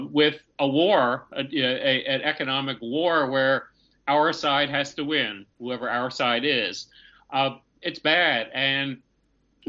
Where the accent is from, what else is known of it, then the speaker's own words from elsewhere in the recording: United States; I'm American and have been brought up in the economic system